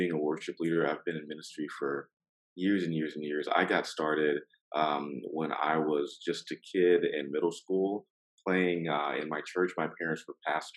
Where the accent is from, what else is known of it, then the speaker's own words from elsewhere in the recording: Gainesville, Florida, United States; moved away as an adult; also born or lived in Oklahoma / Washington DC metro area / Richmond, Virginia / Maryland; now in Orlando, United States; I'm from Gainesville, Florida, and the swamp, go Gators